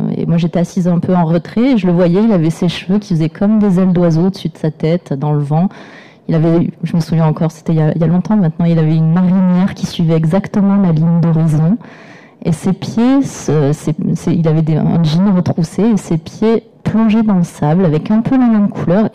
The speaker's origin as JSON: {"language": "French", "region": "Provence-Alpes-Côte d'Azur", "country": "France", "tie": "born or raised there", "said": "j'ai grandi dans les Hautes-Alpes et je continue à y vivre"}